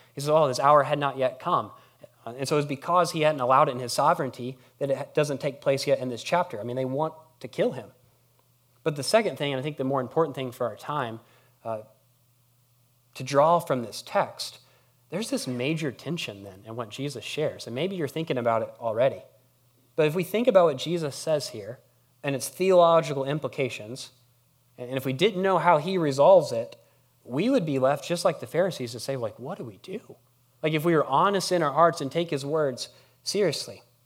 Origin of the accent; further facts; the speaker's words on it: Harrisburg, United States; I'm from Harrisburg